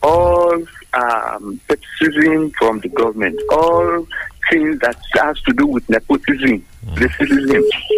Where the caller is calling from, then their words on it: Abeokuta, Ogun State, Nigeria; from Adokuta.